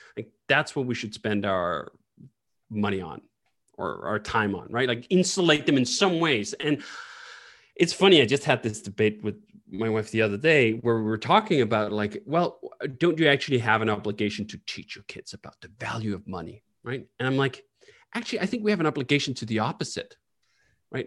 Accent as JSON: {"language": "English", "town": "Copenhagen", "region": "Capital Region of Denmark", "country": "Denmark", "tie": "born or raised there", "also_born_or_lived": "United States", "moved": "as an adult", "said": "I happen to sit in Copenhagen right now, and that's where I grew up"}